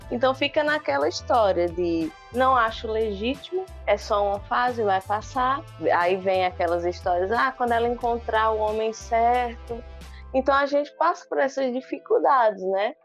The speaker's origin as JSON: {"language": "Portuguese", "town": "Cabrobó", "region": "Pernambuco", "country": "Brazil", "tie": "born or raised there", "said": "eu sou aqui do interior, né? Nascida em Cabrobó"}